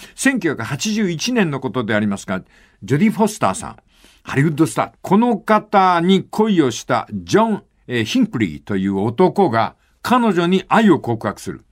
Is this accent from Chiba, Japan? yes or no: no; Fukuoka, Japan; 地元の福岡